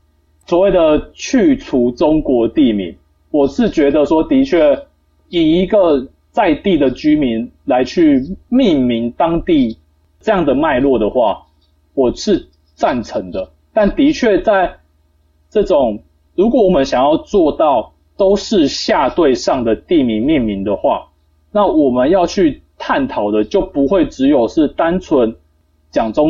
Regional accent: Tainan, Taiwan; 我如果不要把它叫台南，我把它叫什么？鱼塭吧。为什么？我家附近就一堆鱼塭哦，我还不叫它鱼塭之乡。

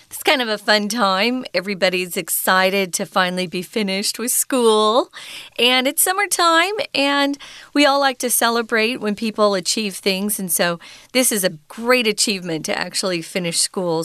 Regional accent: United States; moved away; I grew up in America

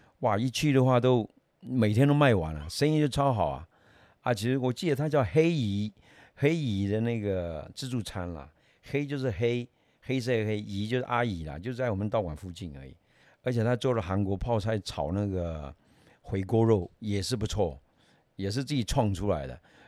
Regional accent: Taiwan; 本身我们台湾人很少吃辣的嘛，对不对？

